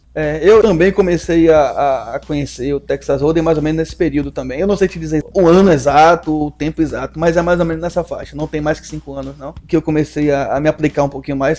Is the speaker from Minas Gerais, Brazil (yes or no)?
no; Salvador, Bahia, Brazil; moved away as an adult; now in Juazeiro, Brazil; nós somos de Salvador, né? Ele hoje ainda está em Salvador, eu estou morando em Juazeiro, né? Precisei me mudar para cá